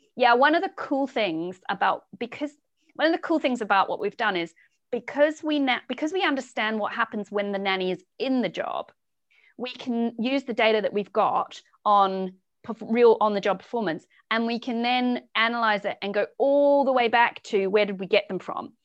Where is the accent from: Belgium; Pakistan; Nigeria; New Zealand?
New Zealand; Southland; moved away as an adult; also born or lived in England; now in United Kingdom; I'm originally from New Zealand. I grew up in a really small sheep farming town at the very bottom of New Zealand, south coast of the South Island